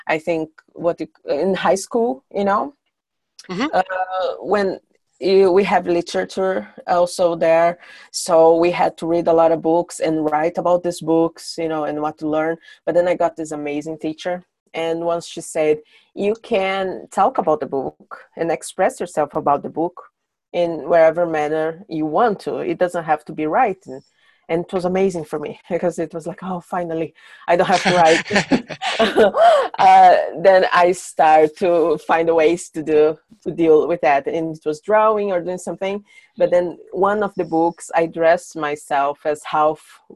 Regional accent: São Paulo, Brazil; English is a second language; moved away as an adult; also born or lived in south of Brazil / Iceland; now in Sweden; When I was a kid, I moved from my hometown. I'm from São Paulo

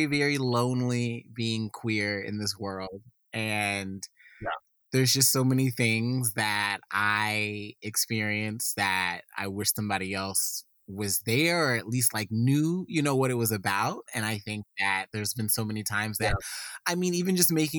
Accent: the South, United States; you and I are both from the South

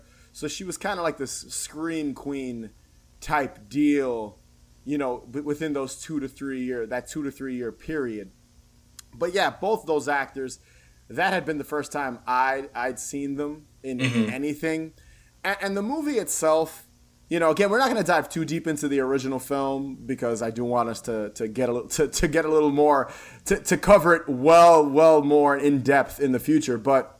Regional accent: East Coast, United States; Even though I'm from the East Coast, so I'm used to like cold weather, fall leaves.

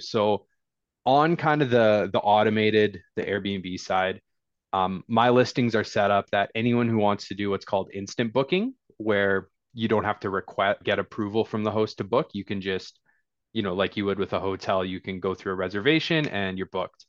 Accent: Fort Nelson, British Columbia, Canada; I was born in Fort Nelson, B C, so small town boy from way, way northern B C.

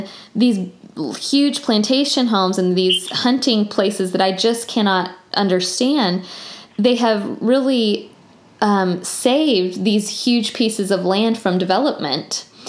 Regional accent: the South, United States; Which I think is really kind of growing up in the South and becoming an adult in the South, you kind of realize it's just more nuanced than you think it is

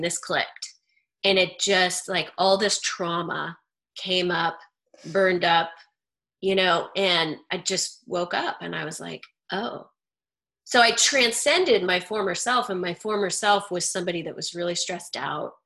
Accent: Idaho, United States; I grew up in Idaho.

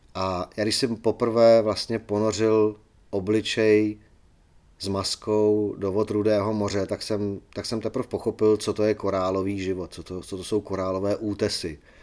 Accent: Czechia; jsme Češi

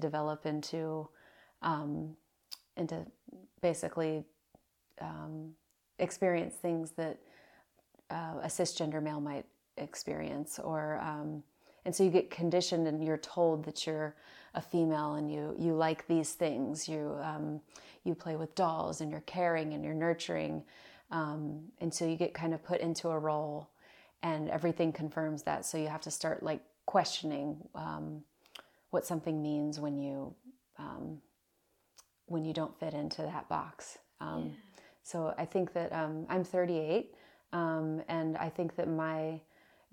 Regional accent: Virginia Beach, Virginia, United States; moved away; I am from Virginia Beach, Virginia, a place in on the east coast of the United States. And I was born there

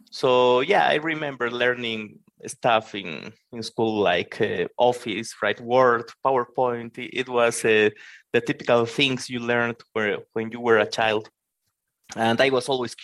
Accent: Bolivia; I'm a developer from Bolivia in South America.

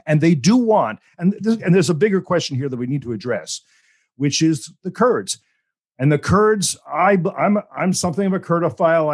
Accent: United States; as an American

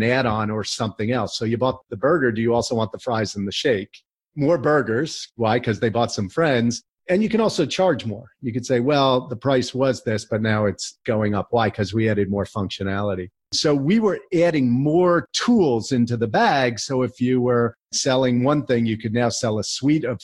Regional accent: New Jersey, United States; also born or lived in College Park, Maryland; I grew up in New Jersey

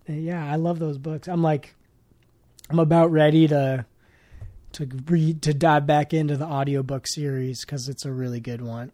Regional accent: Oakland, California, United States

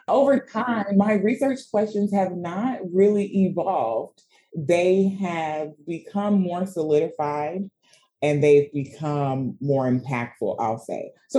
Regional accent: Sierra Leone; Right. So I said I'm from Sierra Leone.

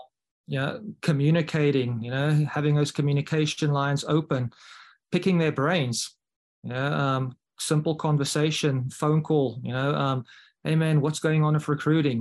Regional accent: South Africa; now in Mobile, Alabama, United States; as a South African

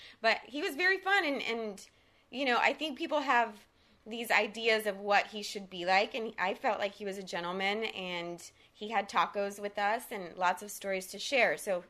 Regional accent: Texas, United States; first language Spanish; English is a second language; now in Los Angeles, United States; I'm from Texas, so, you know, people have their ideas in Texas for the most part.

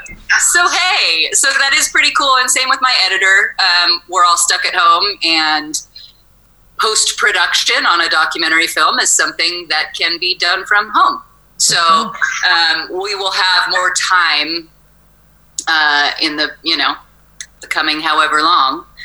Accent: Los Osos, California, United States; also born or lived in Morro Bay / Paso Robles / Atascadero / Nipomo; now in Creston, United States; I grew up in Los Osos.

